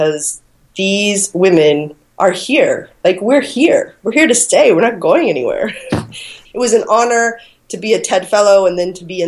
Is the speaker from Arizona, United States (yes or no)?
yes; Phoenix, Arizona, United States; moved away as an adult; now in Australia; I am American. I was born and raised on the west side of Phoenix